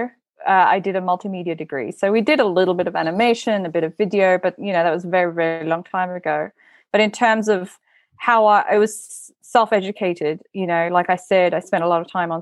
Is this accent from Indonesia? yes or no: yes; Bali, Indonesia; moved away; So I'm from Bali originally. I was born and raised in Bali